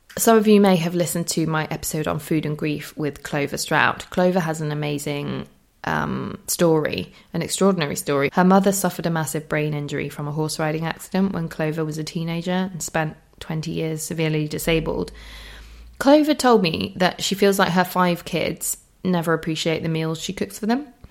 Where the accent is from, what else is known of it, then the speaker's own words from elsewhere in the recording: Holmfirth, Yorkshire and the Humber, United Kingdom; my hometown near Homefirth